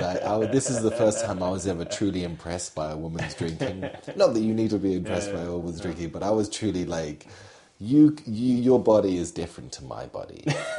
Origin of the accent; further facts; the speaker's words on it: England, United Kingdom; I'm an Englishman.